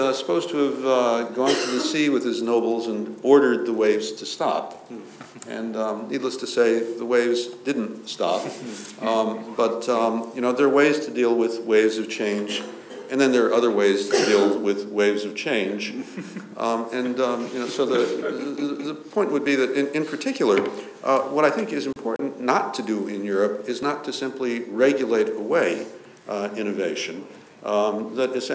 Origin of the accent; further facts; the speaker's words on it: United States; moved away; I'm an American by birth